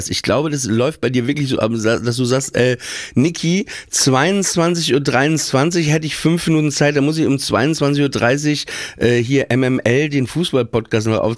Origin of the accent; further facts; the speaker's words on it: Papenburg, Lower Saxony, Germany; Ich komme aus Papenburg